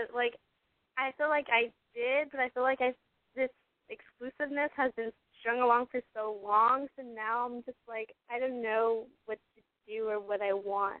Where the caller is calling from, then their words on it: Riverside, California, United States; I'm 20 and I'm calling from Riverside.